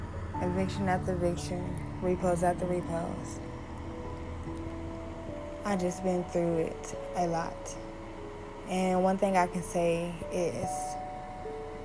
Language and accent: English; Oklahoma City, Oklahoma, United States; I'm originally from Oklahoma City